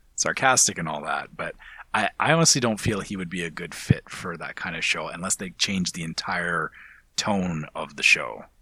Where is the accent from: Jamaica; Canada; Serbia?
Canada; speaking as a Canadian. As a Canadian